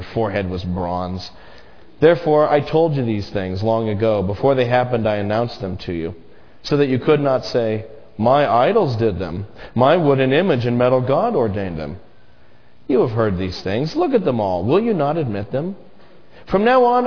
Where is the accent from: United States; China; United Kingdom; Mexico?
United States; American Christians